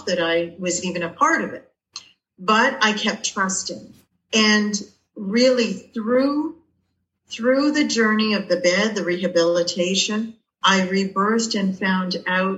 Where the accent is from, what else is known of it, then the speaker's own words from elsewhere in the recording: Toronto, Ontario, Canada; I'm from Toronto, Canada